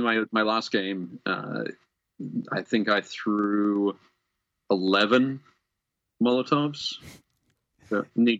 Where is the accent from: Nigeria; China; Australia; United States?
Australia; because I'm Australian and the Mad Max feel of it all